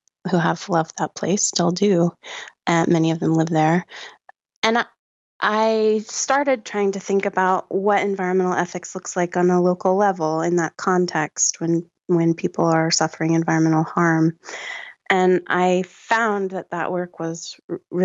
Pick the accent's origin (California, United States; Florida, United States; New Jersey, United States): Florida, United States; Gulf Coast of; moved away; I grew up on the Gulf Coast of the United States in Florida